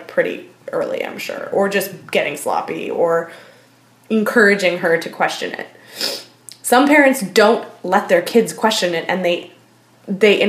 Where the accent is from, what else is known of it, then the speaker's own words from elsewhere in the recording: Port Coquitlam, British Columbia, Canada; I grew up in Port Coquitlam